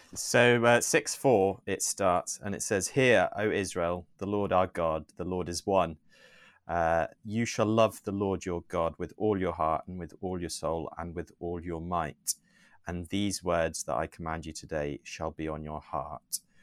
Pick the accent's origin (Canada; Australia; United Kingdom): United Kingdom; Newton Abbot, South West England; also born or lived in South Africa; I was born there, um, but I grew up here in England since the age of three. Have always been in Devon, um, in Newton Abbot.